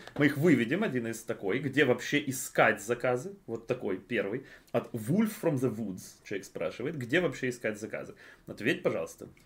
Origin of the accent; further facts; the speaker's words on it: Ukraine; мы из Украины